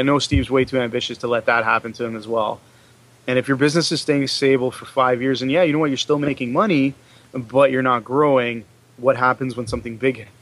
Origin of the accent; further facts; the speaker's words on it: Canada; So as Canadians